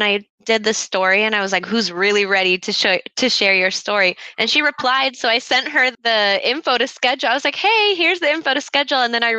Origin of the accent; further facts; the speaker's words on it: Hawaii, United States; first language Tagalog; also born or lived in Philippines; I was born in the Philippines and moved to Hawaii when I was 3. I can understand some Tagalog to this day, but always refused to relearn because assimilating to white America, even in Hawaii, was a daunting task.